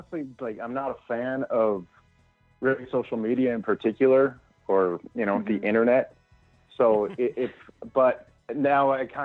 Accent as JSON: {"language": "English", "region": "Prince Edward Island", "country": "Canada", "moved": "yes", "lives_now": "Red Deer, Canada", "said": "I'm originally from Prince Edward Island. I moved out to Red Deer"}